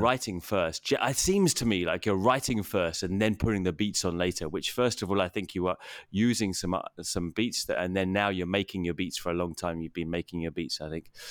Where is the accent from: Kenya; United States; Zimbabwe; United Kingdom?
United Kingdom; England